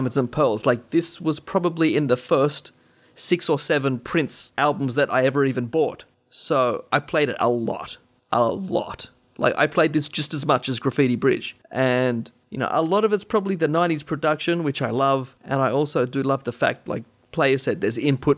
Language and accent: English; Australia; we're Australian